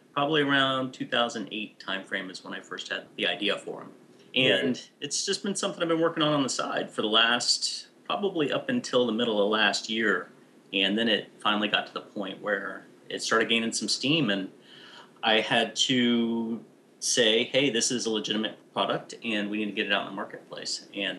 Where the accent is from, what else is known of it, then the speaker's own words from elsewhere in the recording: United States; But I'm American, so.